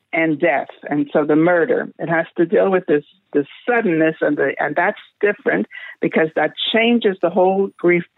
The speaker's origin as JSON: {"language": "English", "country": "Canada", "said": "I'm from Canada"}